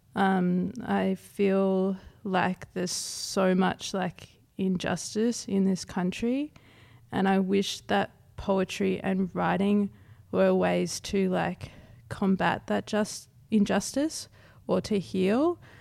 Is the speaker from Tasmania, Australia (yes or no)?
no; South East Queensland, Australia; grew up in South East Queensland, so I've never been too far away from country